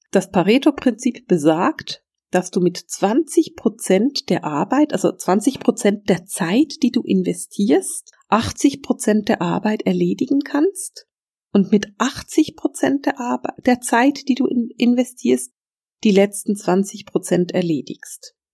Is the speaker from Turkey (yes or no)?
no; Switzerland; Ich will es bloß nochmal extra sagen, weil ich bin Schweizerin.